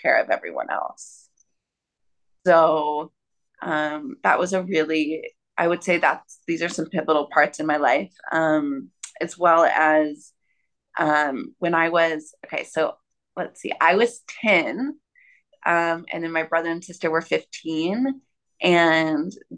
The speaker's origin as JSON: {"language": "English", "town": "Austin", "region": "Texas", "country": "United States", "tie": "born or raised there", "moved": "yes", "said": "I grew up in Austin, Texas"}